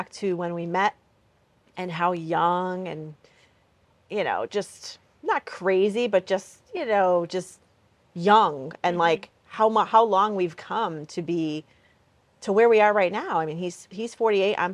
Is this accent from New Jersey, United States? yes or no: no; Connecticut, United States; also born or lived in Hartford, Connecticut / Wethersfield, Connecticut; born and raised in Connecticut, mm-hmm. Lived in Hartford, and then about 16 years ago moved to Wethersfield, which is central Connecticut.